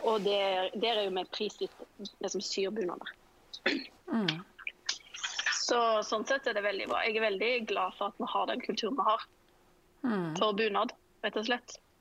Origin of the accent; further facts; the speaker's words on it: Sveio, Vestland, Norway; moved away as an adult; now in Oslo, Norway; jeg kommer fra Sveio i Sunnhordaland. Men jeg holder til i Oslo. Her har jeg bodd nå i 15-16 år